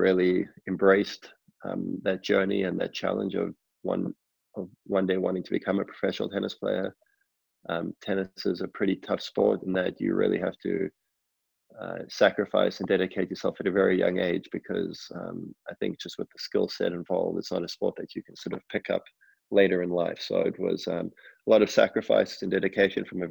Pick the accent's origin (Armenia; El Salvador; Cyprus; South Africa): South Africa; Johannesburg, Gauteng; I grew up in Johannesburg